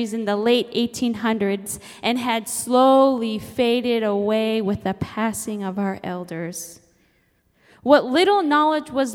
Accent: Nome, Alaska, United States; I'm Inupiaq from Nome, Alaska, and my parents raised me to embrace my Inupiaq heritage

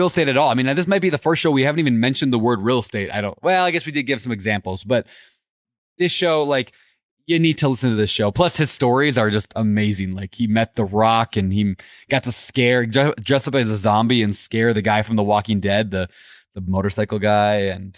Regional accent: Norway; I am a Viking from Norway.

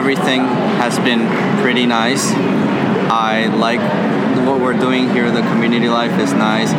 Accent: Puerto Rico; from Puerto Rico.

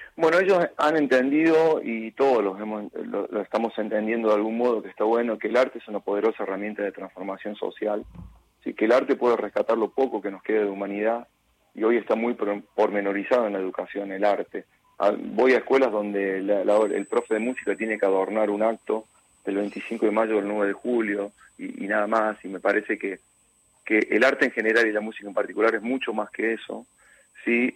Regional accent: San Marcos Sud, Córdoba, Argentina; cuando iba a llevar la canción a la radio de mi pueblo, que era el único objetivo de que nuestra gente lo escuche

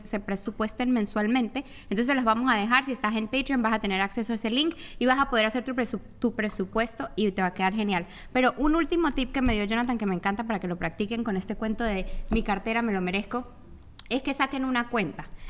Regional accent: Venezuela; moved away; yo llegué como venezolana

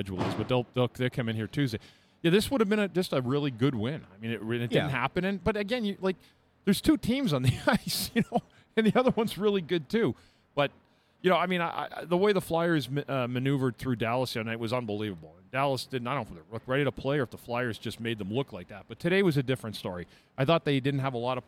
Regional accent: Ottawa, Ontario, Canada; it's my hometown

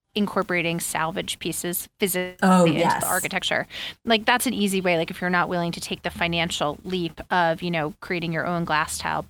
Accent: Long Island, New York, United States; I grew up in Long Island

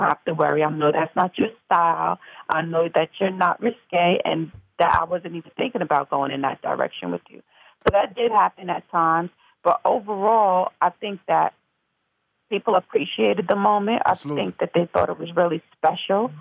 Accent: Mount Vernon, New York, United States; I'm from Mount Vernon, New York originally, which is uh, Westchester County, the suburbs, and um, um, born and raised

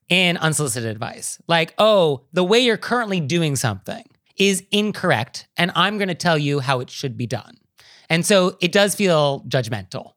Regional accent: California, United States; as a Californian

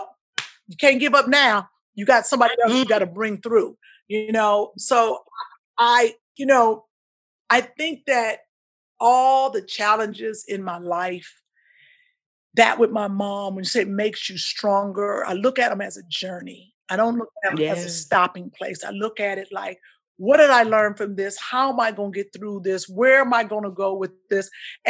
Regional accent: Midwest, United States; So growing up, and then growing up in the Midwest, as you know, it was just a good life.

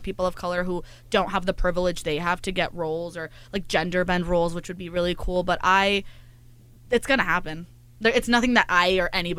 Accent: Salinas, California, United States; moved away as an adult; now in Los Angeles, United States; I am from Salinas, California, yes. 4 hours away from here

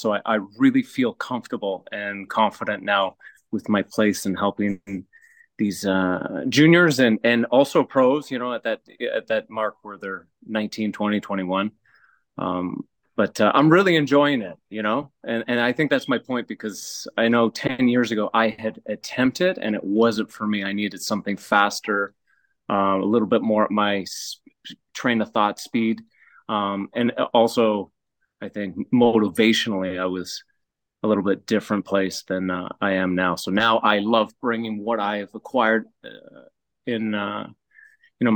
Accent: Canada; being Canadian, not really growing up on clay

